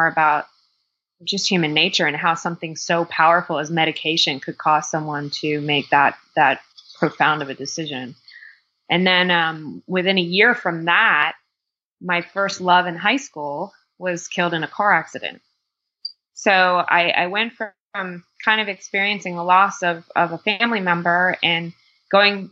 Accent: Miami, Florida, United States; also born or lived in Fort Lauderdale; I was born and raised in Miami and kind of the suburbs of Fort Lauderdale

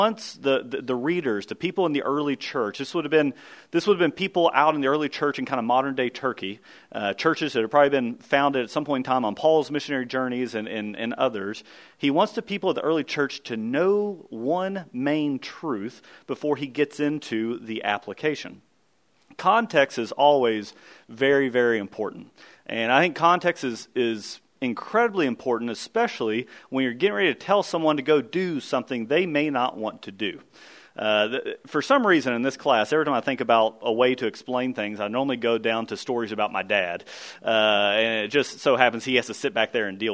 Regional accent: Kentucky, United States; we grew up in Kentucky, and so we had thick Kentucky fescue.

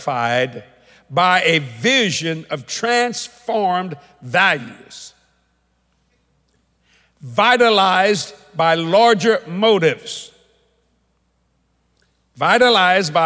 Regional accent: United States; I'm an American

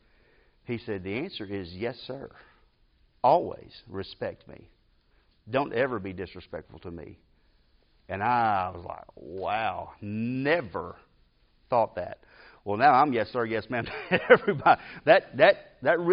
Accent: Decatur, Alabama, United States; I grew up in Decatur.

